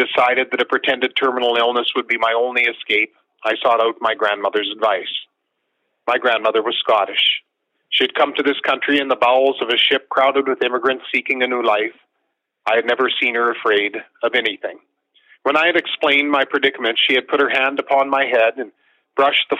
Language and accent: English; Marsden, Saskatchewan, Canada; I was born and lived in Saskatchewan my whole life